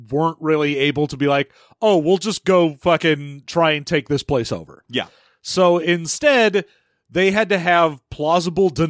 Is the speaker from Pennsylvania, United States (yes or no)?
yes; Philadelphia, Pennsylvania, United States; accent: Philadelphia; my white clam pizza is stopping my Philadelphia accent from coming out.